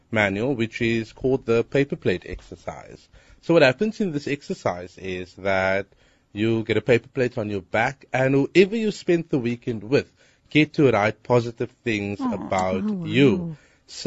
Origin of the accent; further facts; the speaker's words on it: Cape Town, Western Cape, South Africa; I'm from Hanover Park. I'm 23.